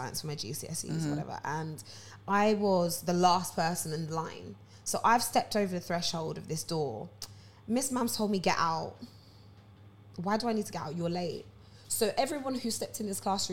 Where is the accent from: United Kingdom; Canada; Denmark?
United Kingdom; Harrow, London; now in Enfield, United Kingdom; I grew up in Harrow, so it's quite multicultural and diverse